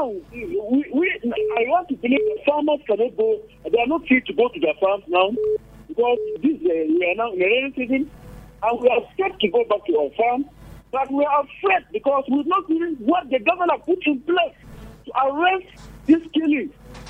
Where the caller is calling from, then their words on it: Angola; I'm calling from Angola this evening.